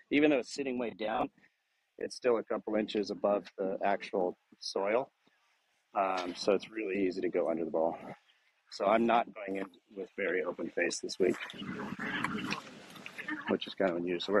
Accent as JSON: {"language": "English", "town": "Sheboygan", "region": "Wisconsin", "country": "United States", "said": "We're from Sheboygan."}